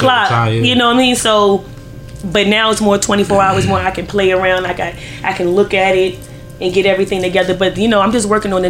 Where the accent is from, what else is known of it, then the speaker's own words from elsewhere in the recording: Virginia, United States; now in Philadelphia, United States; In my old town, because I grew up in Virginia.